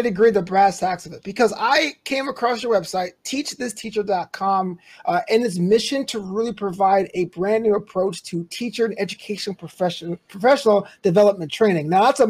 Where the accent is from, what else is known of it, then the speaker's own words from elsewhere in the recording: New York City, New York, United States; New Amsterdam is named after my hometown in New York City.